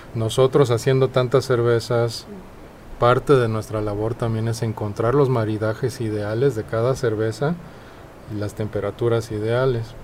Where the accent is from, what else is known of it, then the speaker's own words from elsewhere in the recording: Mexico City, Mexico; accent: chilango; also born or lived in Denmark; nací en Dinamarca, pero crecí en México